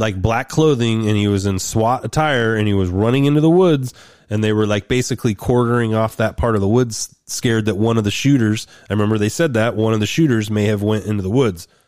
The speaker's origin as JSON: {"language": "English", "town": "Roseburg", "region": "Oregon", "country": "United States", "tie": "born or raised there", "said": "my hometown of Roseburg at the community college up in Oregon"}